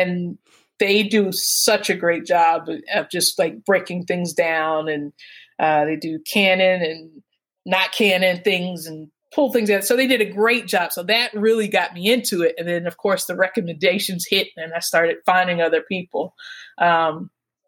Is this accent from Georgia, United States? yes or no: yes; Atlanta, Georgia, United States; I'm from Atlanta